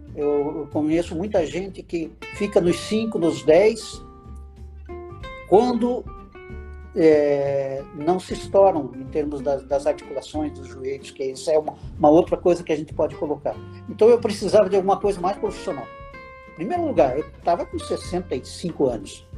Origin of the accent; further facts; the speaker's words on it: Paranaguá, Paraná, Brazil; moved away as an adult; also born or lived in Curitiba / Brasília; now in Santa Catarina, Brazil; Eu sou paranaense, nasci em Paranaguá.